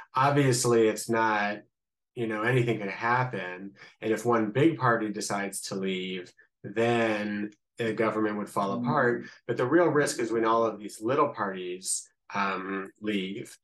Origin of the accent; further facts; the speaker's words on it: Columbus, Ohio, United States; accent: Midwestern; moved away as an adult; now in Israel; I'm originally from Columbus, Ohio. This is not an Israeli accent. This is a I guess, a little Midwestern accent